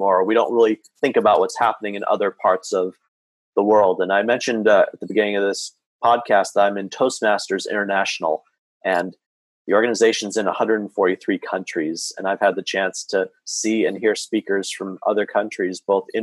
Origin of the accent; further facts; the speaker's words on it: Santa Clarita, California, United States; in my hometown here of Santa Clarita, California, just north of Los Angeles